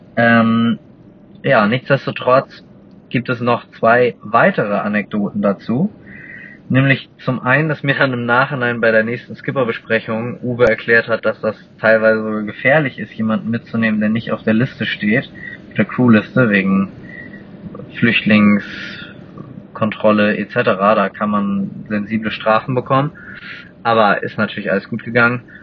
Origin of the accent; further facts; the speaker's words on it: Hamburg, Germany; ich komme aus Hamburg